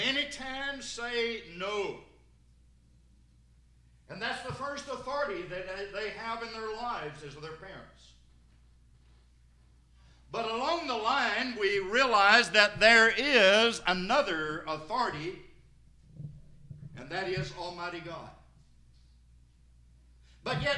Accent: Sparta, Tennessee, United States; I'm from Sparta over in White County

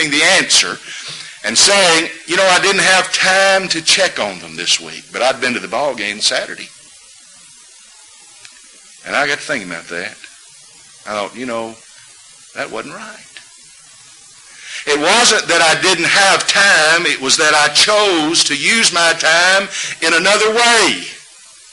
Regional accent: Huntsville, Alabama, United States; moved away; I grew up in Huntsville, Alabama

